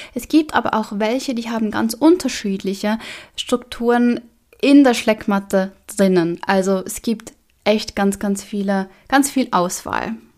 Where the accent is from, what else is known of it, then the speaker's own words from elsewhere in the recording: Switzerland; bei uns in der Schweiz